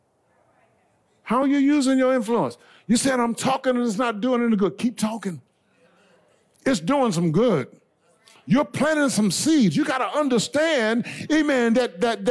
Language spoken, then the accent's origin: English; Blair, South Carolina, United States; moved away; growing up in Blair, South Carolina